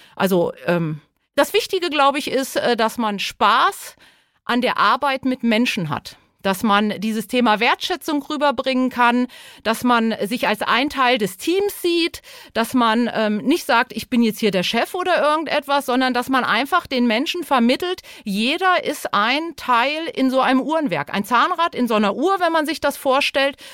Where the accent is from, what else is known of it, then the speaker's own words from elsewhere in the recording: Lower Saxony, Germany; moved away as an adult; also born or lived in Hesse; Ich komme ursprünglich aus Niedersachsen